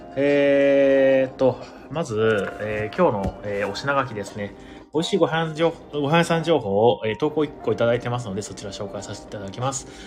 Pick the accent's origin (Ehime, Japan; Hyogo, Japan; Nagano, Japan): Ehime, Japan; Imabari; now in Tokyo, Japan; 出身今治ってとこ